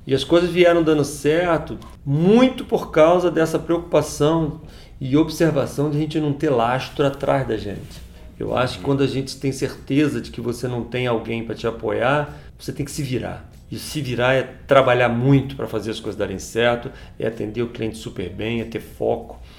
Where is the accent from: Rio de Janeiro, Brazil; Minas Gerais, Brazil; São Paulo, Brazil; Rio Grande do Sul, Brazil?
Rio de Janeiro, Brazil; Teresópolis; Estudei em colégio público minha vida inteira. Eu estudei aqui na cidade, aqui em Teresópolis